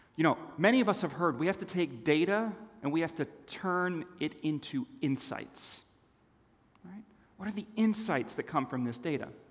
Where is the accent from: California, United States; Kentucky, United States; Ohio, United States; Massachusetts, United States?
California, United States; Los Angeles; also born or lived in Switzerland; when I was nine years old, my family moved to a foreign land Los Angeles, California